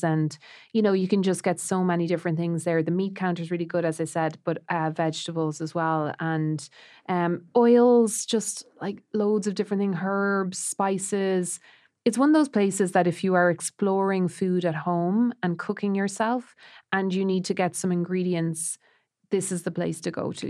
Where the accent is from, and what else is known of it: Roscrea, Munster, Ireland; born or raised there; moved away